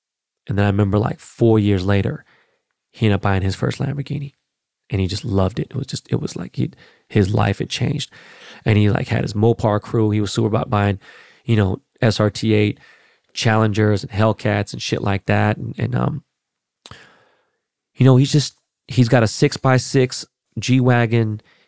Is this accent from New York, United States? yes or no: no; Lompoc, California, United States; I'm 32 years from Lompoc, California.